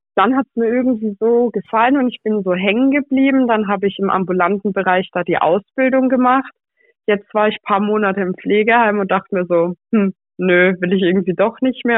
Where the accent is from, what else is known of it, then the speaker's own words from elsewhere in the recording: Pforzheim, Baden-Württemberg, Germany; dass ich aus Pforzheim komme